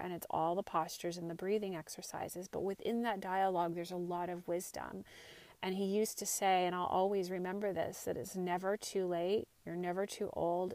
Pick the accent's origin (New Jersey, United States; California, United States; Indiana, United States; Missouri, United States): California, United States; Santa Cruz; moved away as an adult; also born or lived in Marin County, California; I grew up in Santa Cruz area, went to high school and college here